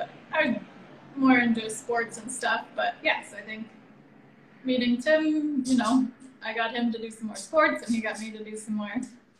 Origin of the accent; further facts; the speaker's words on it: Madison, Wisconsin, United States; now in Göttingen, Germany; I'm originally from Madison, Wisconsin.